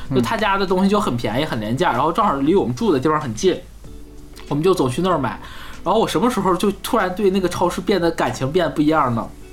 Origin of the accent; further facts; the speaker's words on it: Harbin, Heilongjiang, China; 我们那哈尔滨也是